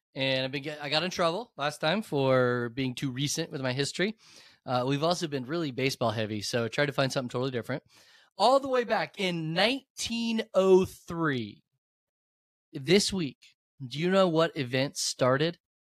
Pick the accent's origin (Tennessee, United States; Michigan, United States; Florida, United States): Florida, United States; I grew up in Florida